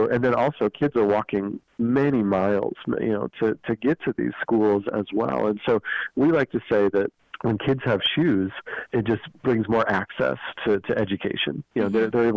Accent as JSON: {"language": "English", "region": "Idaho", "country": "United States", "tie": "born or raised there", "said": "I grew up here in Idaho."}